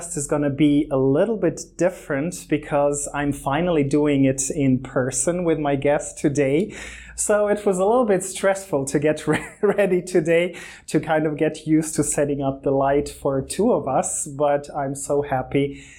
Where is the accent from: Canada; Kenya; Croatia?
Croatia; also born or lived in Germany; I was born in Germany. I grew up in Croatia